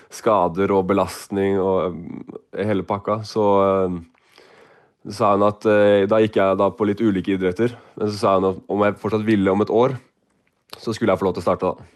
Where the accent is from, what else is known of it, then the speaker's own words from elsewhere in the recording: Oslo, Norway; jeg er fra Oslo